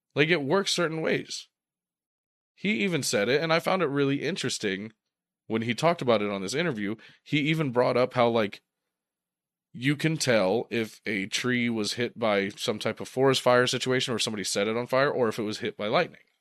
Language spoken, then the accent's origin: English; Ohio, United States; we're from Ohio